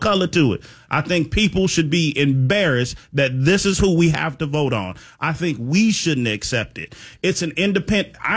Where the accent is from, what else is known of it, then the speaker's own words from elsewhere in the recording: Chicago, Illinois, United States; now in Florida, United States; I'm from Chicago